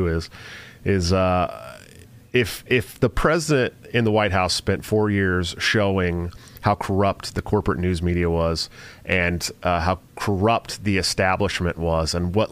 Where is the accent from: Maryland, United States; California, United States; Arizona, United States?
California, United States; moved away; Born and raised in the People's Republic of California